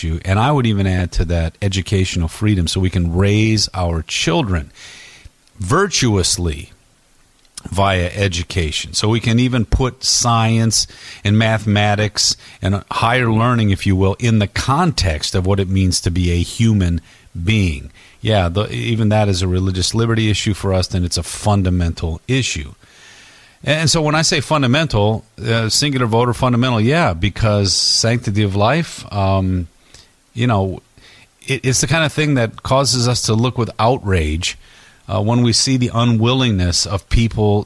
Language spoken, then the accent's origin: English; Detroit, Michigan, United States; I grew up in Detroit